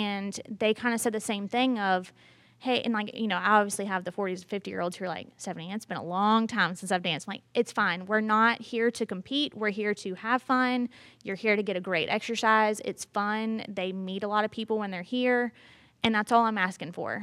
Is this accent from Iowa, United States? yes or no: no; Brunswick, Georgia, United States; moved away as an adult; now in Statesboro, United States; I'm from Brunswick, Georgia